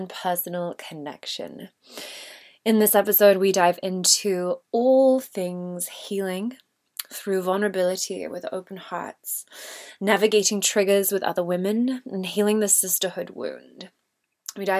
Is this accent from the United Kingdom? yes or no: yes; England, United Kingdom; I'm the English version of Kayleen.